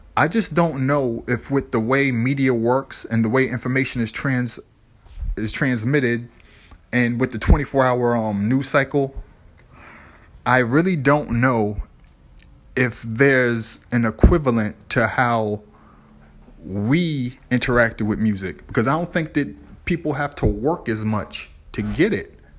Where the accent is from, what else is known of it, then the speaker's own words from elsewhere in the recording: Boston, Massachusetts, United States; growing up in the South End, Lower Roxbury